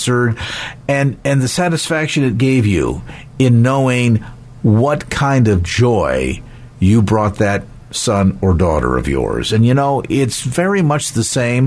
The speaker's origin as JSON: {"language": "English", "country": "United States", "tie": "born or raised there", "said": "growing up in the United States"}